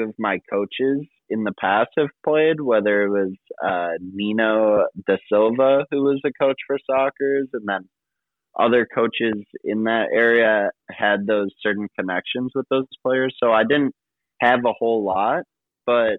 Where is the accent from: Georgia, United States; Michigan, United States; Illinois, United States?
Illinois, United States; Streamwood; I'm from Streamwood, Illinois